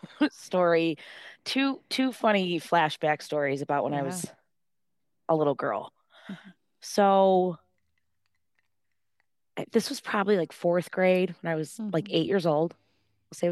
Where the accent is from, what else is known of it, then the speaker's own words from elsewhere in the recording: Dearborn, Michigan, United States; because like I grew up in Dearborn, Michigan, which is like a suburb of Detroit.